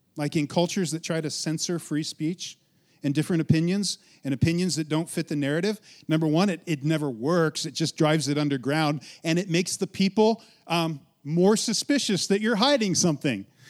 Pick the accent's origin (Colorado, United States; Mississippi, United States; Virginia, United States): Colorado, United States; Western; I'm from Western Colorado, grew up, born, raised, right? In Western Colorado